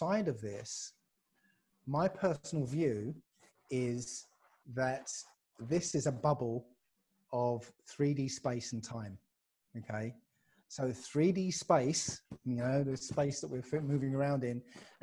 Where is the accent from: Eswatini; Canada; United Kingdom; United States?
United Kingdom; Basildon, East of England; from Basildon